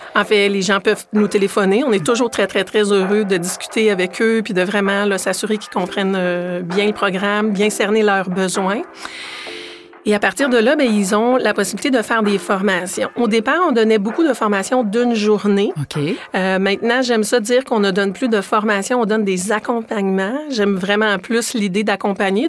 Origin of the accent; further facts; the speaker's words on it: Quebec, Canada; moved away as an adult; quand je suis revenue au Québec en 2015, je suis revenue au Québec comme directrice